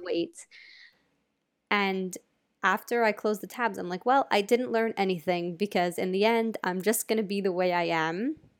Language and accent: English; United States; I'm American